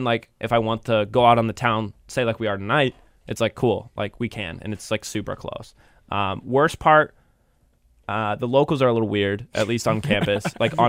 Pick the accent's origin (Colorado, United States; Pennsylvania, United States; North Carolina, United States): North Carolina, United States; Asheville; I would have said that about like my hometown of Asheville.